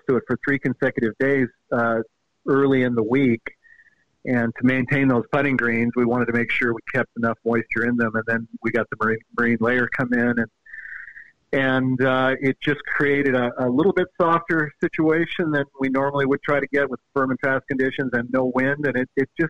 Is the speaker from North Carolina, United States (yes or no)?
no; Seattle, Washington, United States; I'm from the Seattle area originally, and I grew up playing in those misty June mornings